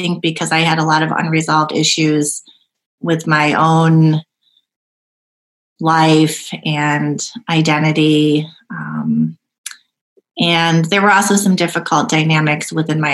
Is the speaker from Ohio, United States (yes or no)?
no; Rochester, New York, United States; also born or lived in South Korea; I grew up in Rochester, New York, in the suburb of Brighton